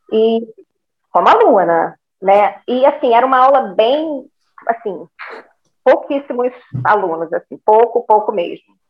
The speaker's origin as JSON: {"language": "Portuguese", "region": "Rio de Janeiro", "country": "Brazil", "moved": "yes", "lives_now": "Macaé, Brazil", "said": "eu sou carioca, mas eu já estou há uns 20 anos em Macaé"}